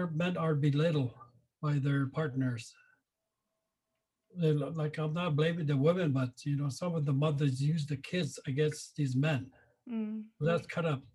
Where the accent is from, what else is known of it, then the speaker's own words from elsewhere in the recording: Sioux Valley Dakota Nation, Manitoba, Canada; moved away as an adult; now in Brandon, Canada; I am a Dakota. I'm originally from Sioux Valley, Dakota Nation. I moved to Brandon about 17, 18 years ago.